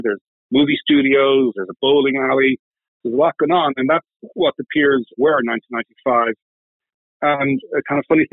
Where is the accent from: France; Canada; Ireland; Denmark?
Ireland; Dublin, Leinster; moved away as an adult; also born or lived in Switzerland / United Kingdom; now in New York, United States; I'm not native to New York. I grew up in Dublin in Ireland